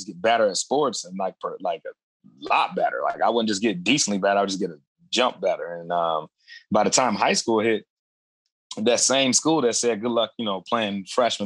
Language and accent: English; Adrian, Michigan, United States; also born or lived in California / Toledo, Ohio; the same town that I grew up in Adrian, Michigan